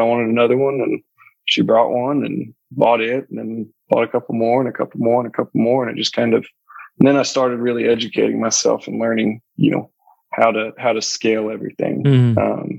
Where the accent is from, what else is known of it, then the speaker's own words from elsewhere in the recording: Houston, Texas, United States; moved away as an adult; also born or lived in North Alabama; now in Mobile, United States; I was born and raised in Houston